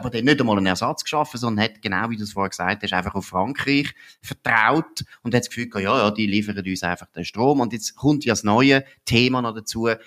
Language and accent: German; Aargau, Switzerland; ich bin eben Aargauer und weiss, wie die Standortgemeinden in, im Aargau zum Beispiel